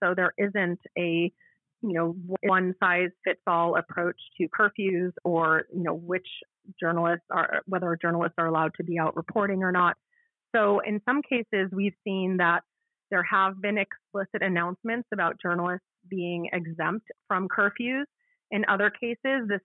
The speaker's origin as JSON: {"language": "English", "town": "Washington", "region": "District of Columbia", "country": "United States", "tie": "born or raised there"}